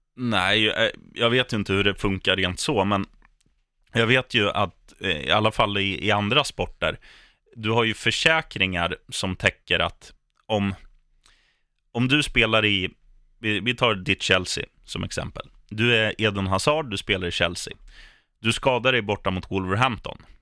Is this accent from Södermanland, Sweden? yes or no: yes; Eskilstuna, Södermanland, Sweden; när jag spelade korpfotboll hemma i Eskilstuna. Mm. Då spelade jag med mina kompisar eh, och vi kommer från en stadsdel